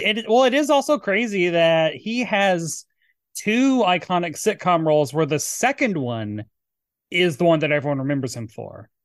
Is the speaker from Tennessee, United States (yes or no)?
yes; Tennessee, United States; moved away; Tennessee, my home state